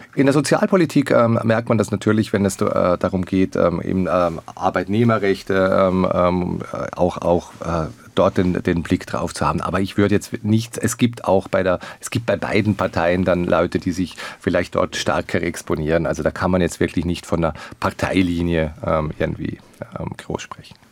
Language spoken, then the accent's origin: German; Liechtenstein; als Liechtensteiner